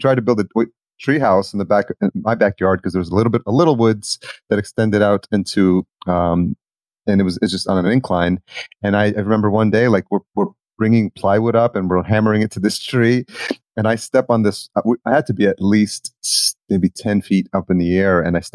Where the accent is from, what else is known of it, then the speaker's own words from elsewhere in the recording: Yonkers, New York, United States; Yonkers where I grew up.